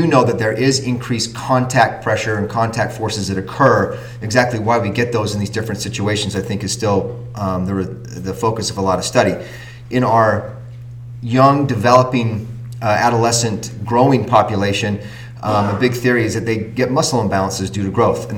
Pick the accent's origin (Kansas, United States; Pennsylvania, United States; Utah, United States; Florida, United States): Utah, United States; also born or lived in California; now in New England, United States; I am from Utah